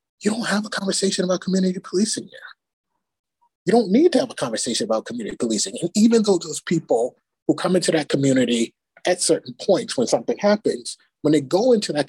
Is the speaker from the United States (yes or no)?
yes; Bronx, New York, United States; growing up in the Bronx and going to school and having to take the train down to Manhattan when I started high school